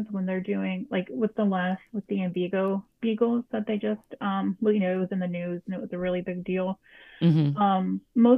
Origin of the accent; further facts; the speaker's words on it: Huntington, West Virginia, United States; moved away as an adult; now in Pittsburgh, United States; in my hometown of Huntington, West Virginia